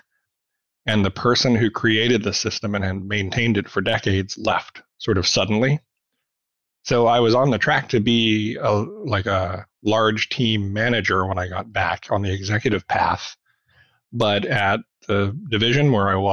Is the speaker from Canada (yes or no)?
no; Arkansas, United States; moved away as an adult; also born or lived in Memphis, Tennessee / Kentucky / India / Colorado; I grew up in Arkansas